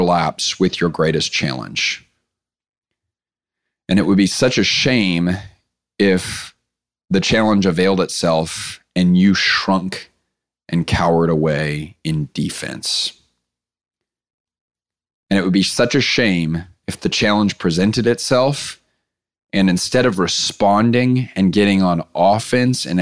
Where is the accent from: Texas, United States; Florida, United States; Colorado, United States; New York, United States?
Texas, United States; Clear Lake; I grew up in Clear Lake, Texas